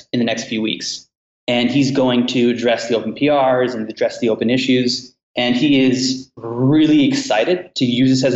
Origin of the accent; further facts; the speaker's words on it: Canada; now in United States; I'm a Canadian